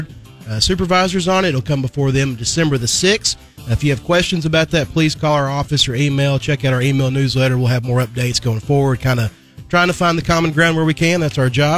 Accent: Western Kentucky, United States; I'm from Western Kentucky

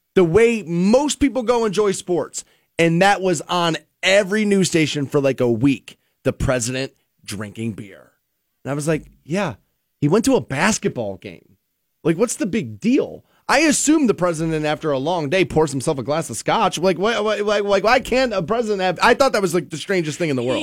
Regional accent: United States; growing up in the America I grew up

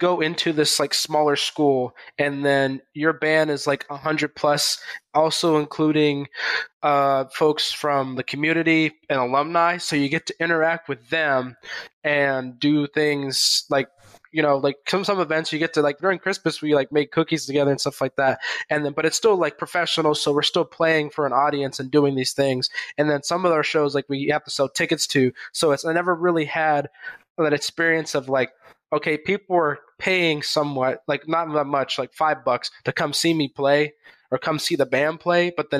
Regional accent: Riverside, California, United States; also born or lived in Charlotte, North Carolina / Augusta; I was born in Riverside, California. And I kind of grew up, you know, in a decent Riverside, but I only stayed there for a few years

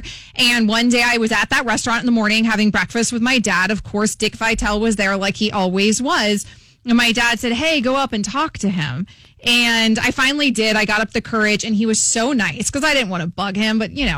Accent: Sarasota, Florida, United States; grew up in Sarasota, Florida, which is where Dick Vitale lives. He's a staple there. I grew up on Siesta Key.

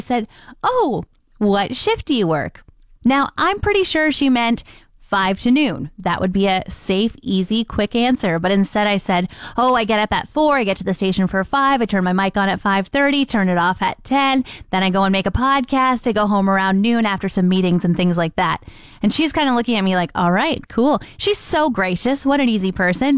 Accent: Ontario, Canada; now in Fort McMurray, Canada; I'm from Ontario

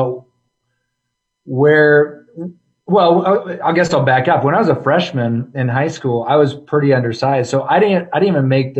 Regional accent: Omaha, Nebraska, United States; also born or lived in Lincoln, Nebraska / Cedar Rapids, Iowa / Des Moines, Iowa; Omaha is kind of my home. It's what I remember the most. And so that's where I grew up is in Omaha

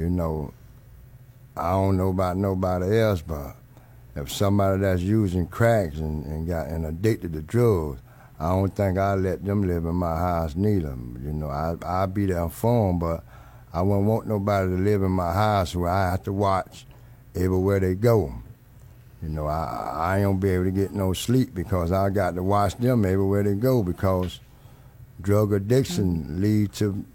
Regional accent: Miami, Florida, United States; I was born and raised in Miami, Florida in 1960, and I grew up in the neighborhood that we call Overtown

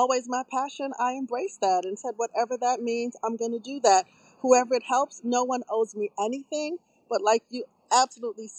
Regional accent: New York, United States; moved away; also born or lived in Baltimore/Washington D.C.; I'm from Brooklyn.

